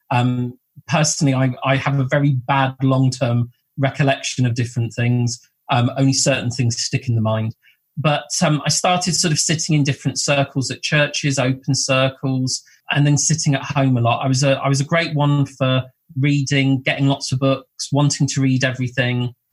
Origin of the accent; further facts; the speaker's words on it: Bournemouth, South West England, United Kingdom; also born or lived in Blackpool; I was born in Blackpool, and um, my mum and grandparents came down to Bournemouth in 1978. So uh, we went from, from the north coast to the south coast um, into Bournemouth.